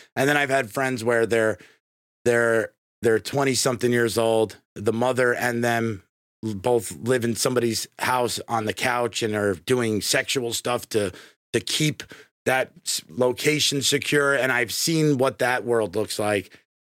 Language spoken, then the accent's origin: English; New York, United States; moved away as an adult; now in Tampa, United States; I grew up in New York